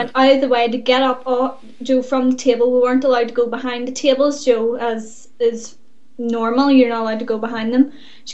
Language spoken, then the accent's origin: English; Northern Ireland, United Kingdom; we are from Northern Ireland